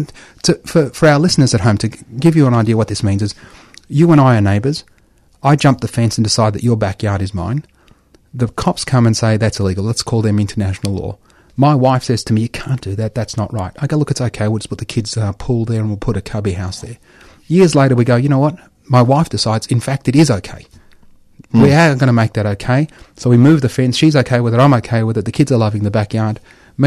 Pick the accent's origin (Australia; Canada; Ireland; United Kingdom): Australia; as an Australian. I'm an Australian. You know, I was born here